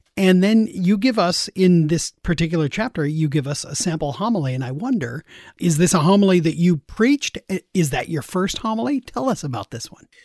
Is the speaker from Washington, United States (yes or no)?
yes; Seattle, Washington, United States; I grew up there in Seattle